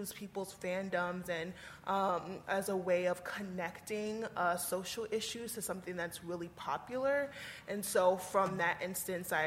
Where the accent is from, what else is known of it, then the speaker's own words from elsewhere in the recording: New York City, New York, United States; moved away as an adult; also born or lived in Vermont; I'm originally from New York City